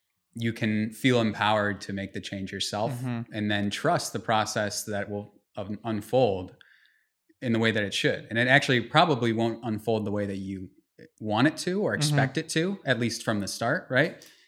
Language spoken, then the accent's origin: English; Tokyo, Japan; born there; also born or lived in Vienna, Austria / Belgium / United States; we moved around. I was born in Tokyo. I was, you know, lived in Vienna, Austria, and, lived in Belgium and lived all over the US.